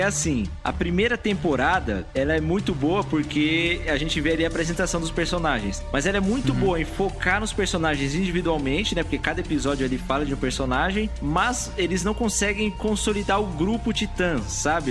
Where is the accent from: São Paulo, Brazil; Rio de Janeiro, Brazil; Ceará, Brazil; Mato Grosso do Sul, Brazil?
São Paulo, Brazil; eu sou paulista